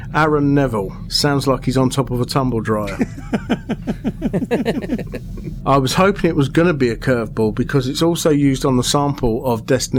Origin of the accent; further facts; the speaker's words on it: Aylesbury, South East England, United Kingdom; Aylesbury. Yeah. My hometown.